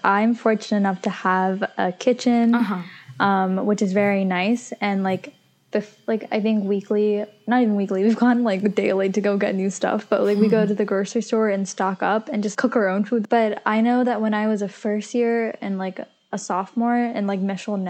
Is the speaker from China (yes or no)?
no; Pakistan; I'm Pakistani